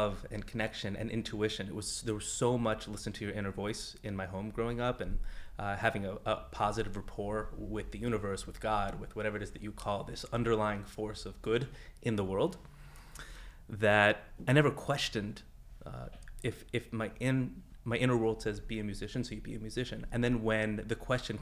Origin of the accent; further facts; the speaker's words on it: Los Angeles, California, United States; I'm from Los Angeles, just over the hill